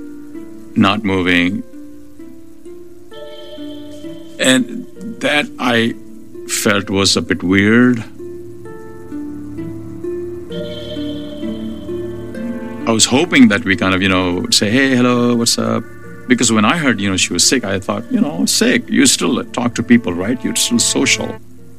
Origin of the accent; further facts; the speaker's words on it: Karachi, Sindh, Pakistan; I grew up in Karachi. That's where I was born and raised.